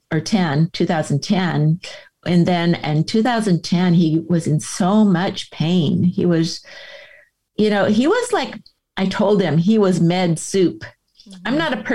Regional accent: San Diego, California, United States; I was born in San Diego. I mean, we're an old San Diego family and my husband was born here too. And, just lived here all of our lives

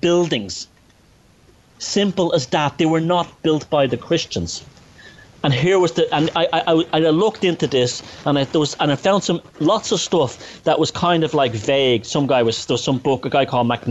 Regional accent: Dublin, Leinster, Ireland; growing up in the north side of Dublin

